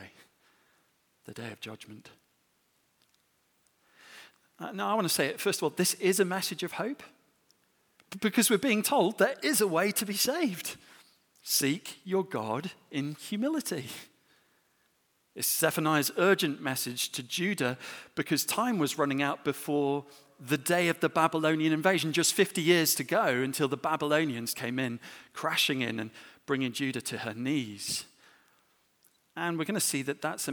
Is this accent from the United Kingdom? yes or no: yes; England, United Kingdom